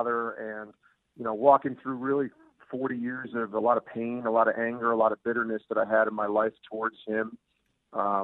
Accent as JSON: {"language": "English", "town": "Albany", "region": "New York", "country": "United States", "tie": "born or raised there", "moved": "yes", "said": "I worked locally in my hometown of Albany, New York for 3 years"}